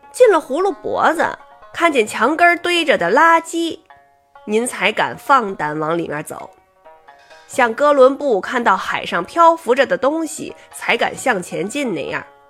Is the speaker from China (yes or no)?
yes; Beijing, China; accent: Beijing